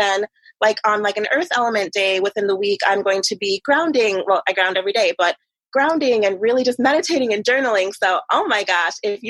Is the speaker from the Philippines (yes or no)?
no; Jamaica; moved away; even back in Jamaica, there was like a certain class system